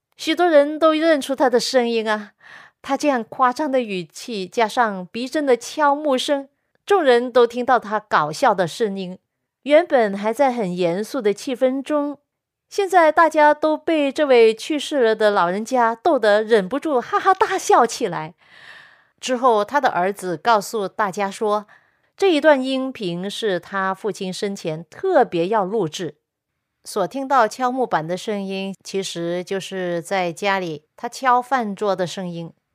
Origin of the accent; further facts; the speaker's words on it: China; 我们中国人